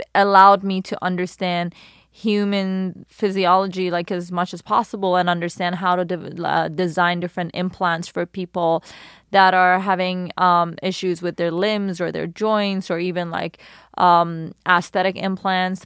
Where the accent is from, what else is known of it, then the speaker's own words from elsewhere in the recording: Iran; also born or lived in London, United Kingdom; now in Los Angeles, United States; Born in Iran